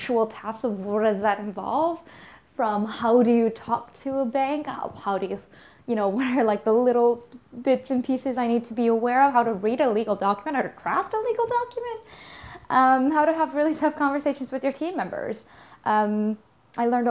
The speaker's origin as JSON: {"language": "English", "town": "Vancouver", "region": "British Columbia", "country": "Canada", "tie": "born or raised there", "said": "the place that has grown me, the place that has given me the worldview that I have, is really the city of Vancouver."}